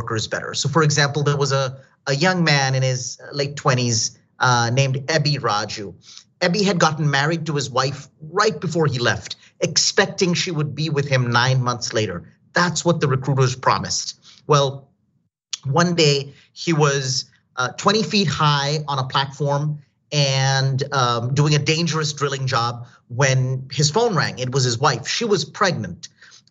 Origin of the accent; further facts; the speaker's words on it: Delhi, India; now in United States; I'm from India. I came from Delhi to the United States.